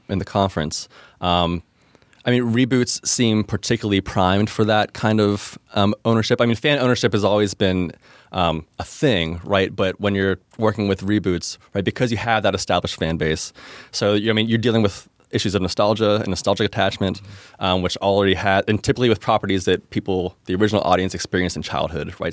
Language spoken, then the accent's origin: English; Pittsburgh, Pennsylvania, United States; I'm from Pittsburgh originally and have since relocated my personal life to the city of Pittsburgh